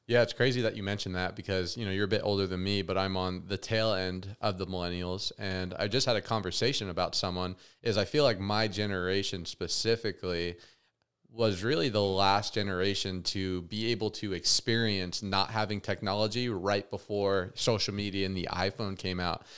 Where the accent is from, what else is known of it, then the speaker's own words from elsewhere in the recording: Las Vegas, Nevada, United States; growing up in Vegas, I got very consumed in, you know, Sin City